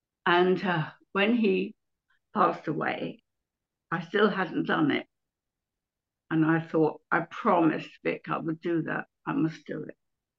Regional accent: Kingston upon Thames, London, United Kingdom; moved away as an adult; also born or lived in Mitcham / Streatham; now in Brighton, United Kingdom; I was born in Kingston upon Thames.

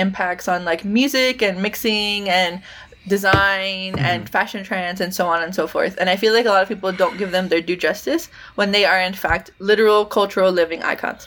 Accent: United States; I am not doing the best as a depressed American

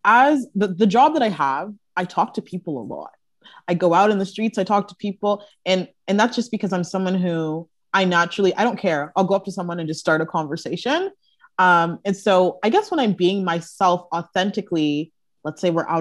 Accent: Brampton, Ontario, Canada; moved away as an adult; now in Toronto, Canada; I live in Toronto now, but growing up in Brampton, we all knew each other for years

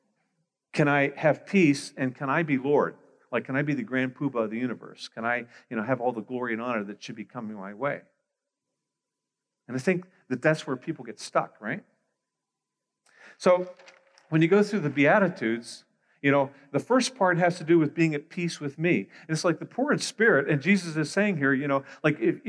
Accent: Pittsburgh, Pennsylvania, United States; moved away as an adult; now in Greater Toronto Area, Canada; I was born in Pittsburgh, Pennsylvania, so I'm an American.

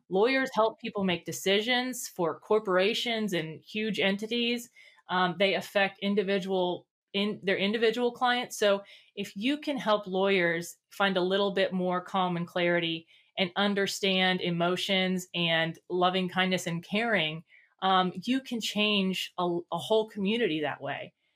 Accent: Northern Kentucky, United States; I'm from Northern Kentucky. Mm-hmm. Um, so um, right outside of Cincinnati

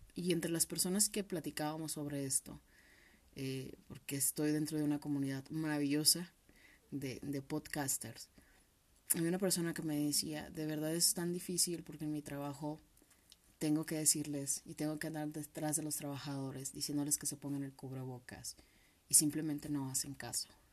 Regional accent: Mexico; como buenos mexicanos

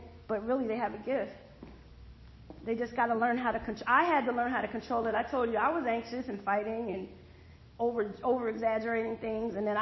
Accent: Allentown, Pennsylvania, United States; also born or lived in Bethlehem, Pennsylvania; now in Georgia, United States; I'm from Bethlehem, Pennsylvania. I was raised in Allentown.

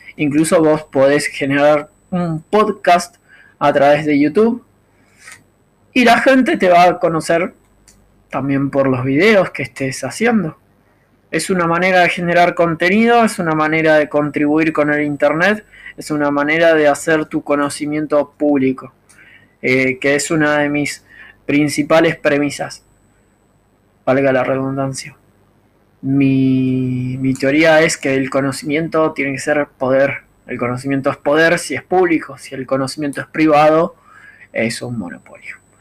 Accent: Argentina; soy argentino

